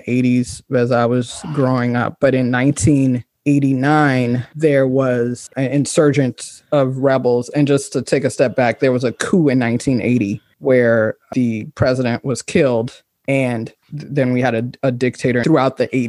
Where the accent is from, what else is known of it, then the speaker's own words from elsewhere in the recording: Liberia; also born or lived in London, United Kingdom; now in Maryland, United States; I went back to Liberia when I was about six, almost six.